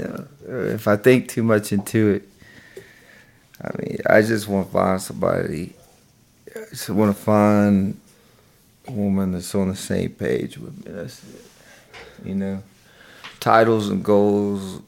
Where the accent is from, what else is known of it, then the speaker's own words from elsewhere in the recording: the South, United States; we're from the South. You know, it's a small town